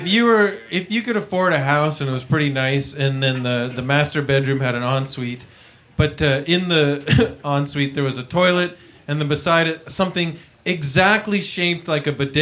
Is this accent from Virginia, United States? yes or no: no; New York, United States; now in Chicago, United States; Hey, welcome to Chicago. I'm from New York, but you know how it goes. I moved here because I'm scared of New York.